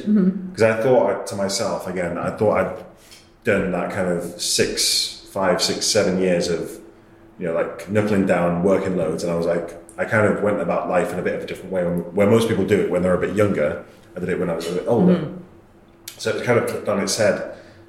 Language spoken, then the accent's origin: English; England, United Kingdom; I'm from England, they like me already, that's good.